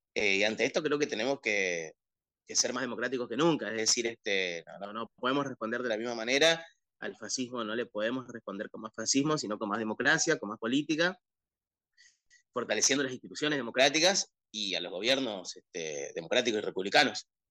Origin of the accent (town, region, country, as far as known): Argentina